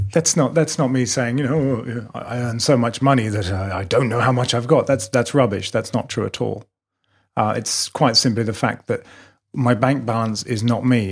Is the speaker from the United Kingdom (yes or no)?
yes; England, United Kingdom; moved away as an adult; now in Melbourne, Australia; I'm British